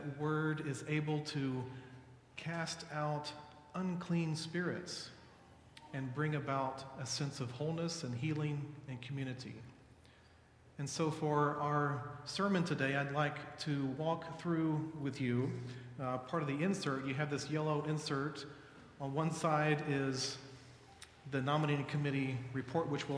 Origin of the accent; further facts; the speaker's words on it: Dallas, Texas, United States; I'm from Dallas.